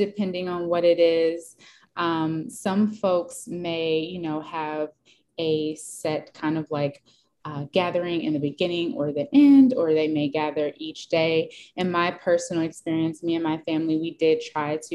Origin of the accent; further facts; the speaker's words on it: United States; being African American and being Black, so I do identify as a Black American as well